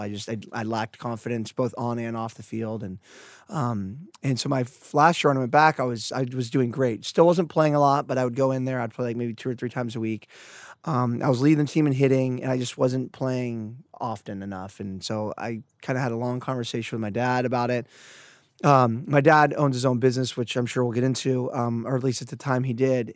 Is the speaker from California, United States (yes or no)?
yes; Santa Cruz, California, United States; I grew up in Santa Cruz here